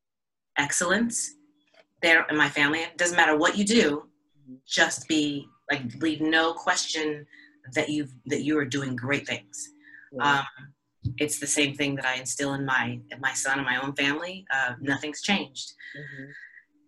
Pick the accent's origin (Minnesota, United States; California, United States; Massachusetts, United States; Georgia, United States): California, United States; the Bay Area; in California, where I grew up in the Bay Area